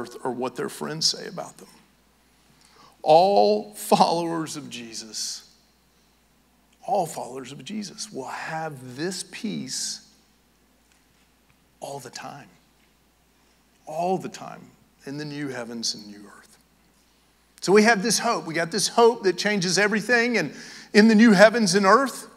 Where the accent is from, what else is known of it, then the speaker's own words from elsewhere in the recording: Knoxville, Tennessee, United States; now in Georgia, United States; I'm from Knoxville, Tennessee